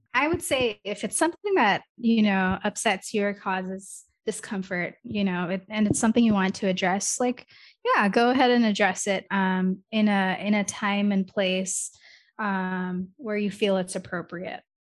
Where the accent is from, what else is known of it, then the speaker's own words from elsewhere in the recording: Michigan, United States; first language English; also born or lived in India; I'm from Michigan because that's where I grew up. Like, I grew up there since I was, like, four or five years old.